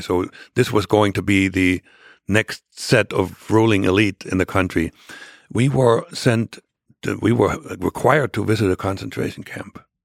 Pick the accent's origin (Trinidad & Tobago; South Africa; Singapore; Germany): Germany; English is a second language; moved away as an adult; also born or lived in Jena, Germany; now in United States; I was born into a, the remote e, southeastern corner, uh, of, of East Germany